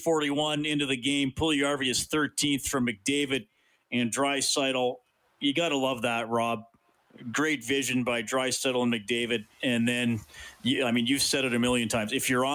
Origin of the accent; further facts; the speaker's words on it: Evansburg, Alberta, Canada; growing up in Evansburg